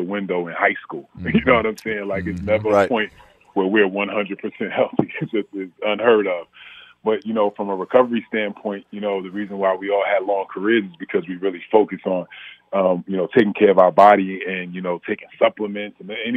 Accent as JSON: {"language": "English", "town": "Orange", "region": "New Jersey", "country": "United States", "said": "I'm from Orange, New Jersey, and the war on drugs was real."}